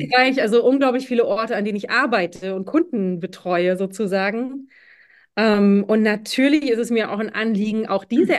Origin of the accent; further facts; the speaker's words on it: Schwerin, Mecklenburg-Vorpommern, Germany; moved away as an adult; also born or lived in Brussels; als Schwerinerin